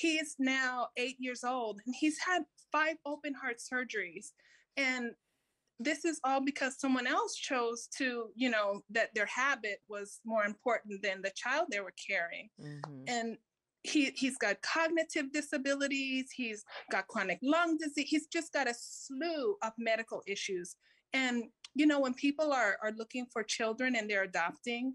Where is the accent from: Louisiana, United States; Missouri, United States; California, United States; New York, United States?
California, United States; I was born here